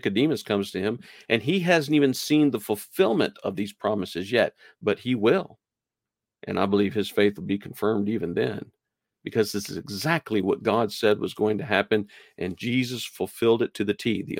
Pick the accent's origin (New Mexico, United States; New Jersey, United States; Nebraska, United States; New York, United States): New Mexico, United States; also born or lived in Nashville, Tennessee; I I claim New Mexico as a place that I was kind of raised and you know where I grew. But I was born in Nashville, Tennessee.